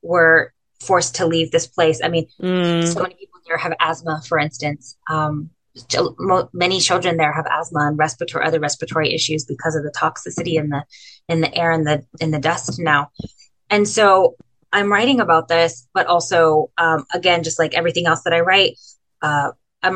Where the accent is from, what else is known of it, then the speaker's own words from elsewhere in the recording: Imperial Valley, California, United States; now in San Diego, United States; where I grew up in the Imperial Valley, which is on the Mexicali border